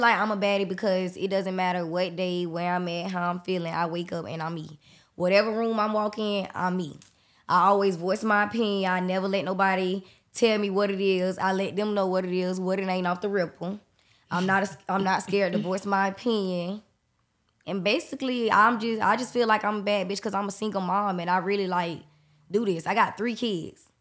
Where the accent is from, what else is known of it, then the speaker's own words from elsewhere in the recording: Jacksonville, Florida, United States; I'm from Jacksonville, Florida.